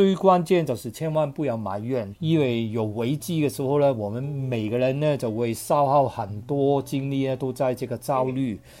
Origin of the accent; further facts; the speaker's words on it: Hong Kong; also born or lived in United Kingdom; now in Shanghai, China; 我是一个香港人，然后生活在上海有二十几年，然后以往呢也有一段非常长的时间，年轻的时候在英国读书，也非常理解英国的社会。